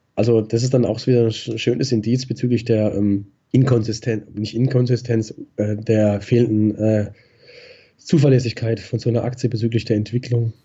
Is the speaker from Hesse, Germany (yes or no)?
no; Black Forest, near Baden-Baden, Baden-Württemberg, Germany; moved away as an adult; now in Frankfurt, Germany; ich fühle mich eigentlich in meiner alten Heimat äh, nach wie vor äh, am wohlsten und das ist der Schwarzwald. Okay. Problem, Problem ist halt, also in der Nähe von Baden-Baden, ich bin gar genau aufgewachsen